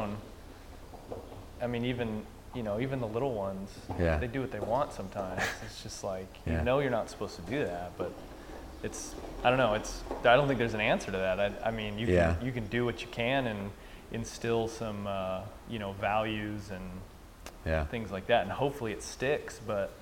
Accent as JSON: {"language": "English", "town": "San Diego", "region": "California", "country": "United States", "moved": "yes", "said": "So I'm from San Diego originally"}